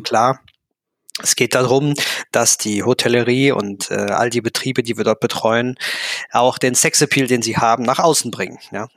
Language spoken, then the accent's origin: German; Germany; accent: Kölsch; bin ein Kind der Eifel